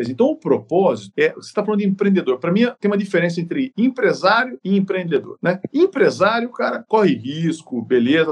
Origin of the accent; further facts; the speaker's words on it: Sorocaba, São Paulo, Brazil; como sou de Sorocaba